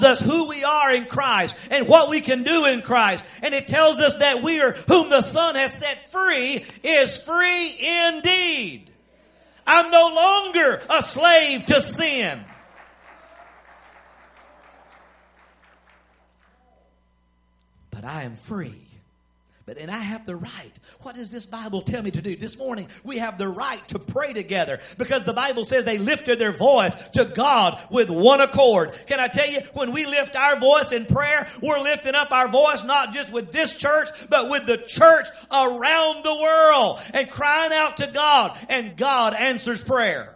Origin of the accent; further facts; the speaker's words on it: Texas, United States; I'm a proud American. And then I'm a Texan on top